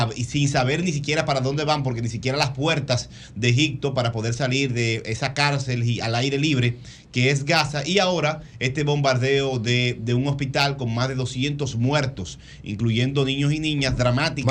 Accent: San Isidro, Distrito Nacional, Dominican Republic; la Junta Municipal San Luis, San Isidro, de donde soy

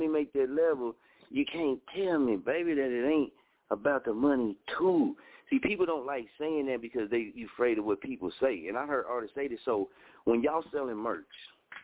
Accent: Muskogee, Oklahoma, United States; I'm from Muskogee. See, I'm from Little Muskogee, Oklahoma.

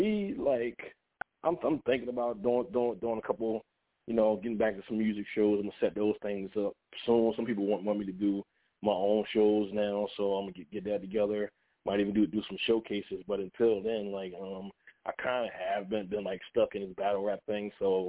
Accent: Philadelphia, Pennsylvania, United States; born there; now in New Jersey, United States; Well, I was born in Philly, but now I live in New Jersey.

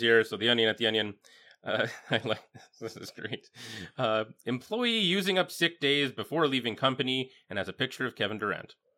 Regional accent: Yorkton, Saskatchewan, Canada; growing up in Yorkton

